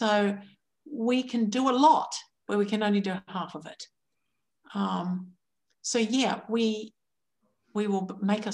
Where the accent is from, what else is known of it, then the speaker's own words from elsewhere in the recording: New Zealand; Growing up in New Zealand